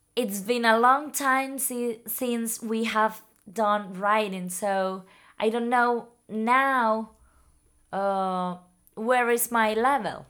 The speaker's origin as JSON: {"language": "English", "area": "Tenerife", "region": "Canary Islands", "country": "Spain", "tie": "born or raised there", "second_language": "English", "said": "I learned English at, mm, school in Tenerife."}